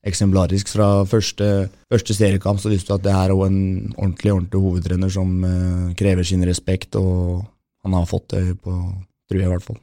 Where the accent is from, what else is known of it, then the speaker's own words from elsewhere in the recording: Romsås, Oslo, Norway; also born or lived in Toten; Altså, jeg er fra Romsås og Toten, ikke minst.